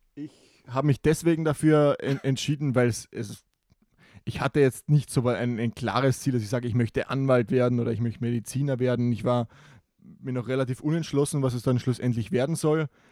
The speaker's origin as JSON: {"language": "German", "region": "Carinthia", "country": "Austria", "said": "bei uns in Kärnten"}